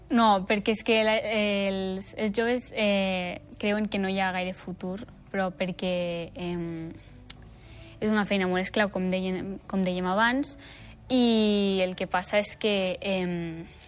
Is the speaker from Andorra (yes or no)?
yes; Canillo, Andorra; jo sóc de Canillo